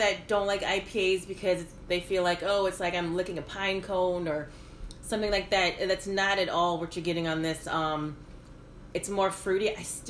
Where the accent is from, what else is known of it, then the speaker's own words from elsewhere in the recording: Baton Rouge, Louisiana, United States; moved away; I hail from the great state of Louisiana. I was born and raised in Baton Rouge, the state capital. So if you ever meet me and you know I'm from Louisiana, don't say New Orleans. No, I am not from New Orleans. I'm from Baton Rouge.